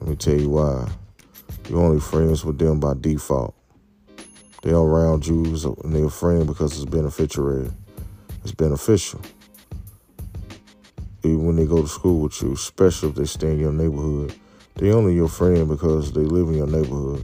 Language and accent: English; United States; us as American people